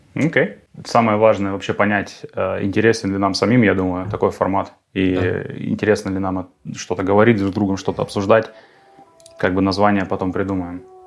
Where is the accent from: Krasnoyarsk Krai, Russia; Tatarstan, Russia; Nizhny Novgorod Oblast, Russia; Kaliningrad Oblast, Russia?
Krasnoyarsk Krai, Russia; Krasnoyarsk; moved away as an adult; now in Germany; в родном городе, в Сибири, в Красноярске, откуда я, собственно, родом